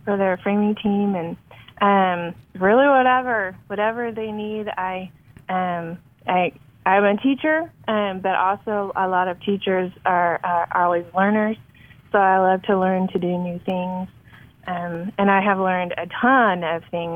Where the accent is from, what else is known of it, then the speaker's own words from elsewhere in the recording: Longview, Texas, United States; also born or lived in Minnesota / Florida / Czech Republic; I was born and raised in Longview, Texas